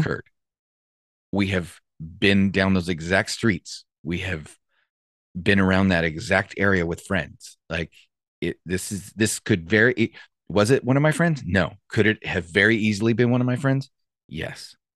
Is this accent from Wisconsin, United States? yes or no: no; Santa Clarita, California, United States; I grew up in Santa Clarita